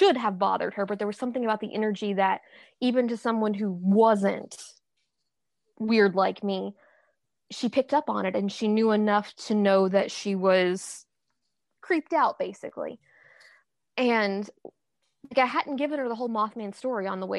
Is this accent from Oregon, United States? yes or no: no; Kentucky, United States; I'm from Kentucky